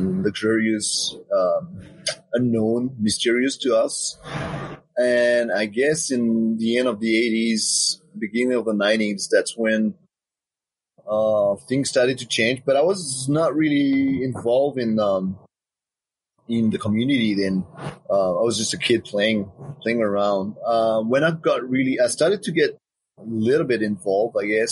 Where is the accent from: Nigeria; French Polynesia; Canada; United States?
French Polynesia; Windward Islands; now in Papeete, French Polynesia; I was born here in Papeete, where I live right now, and but I grew up in Moorea in Papetoe